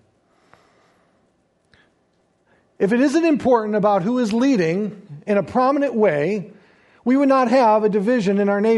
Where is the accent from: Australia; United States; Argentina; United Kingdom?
United States; I enjoy being an American and proud of it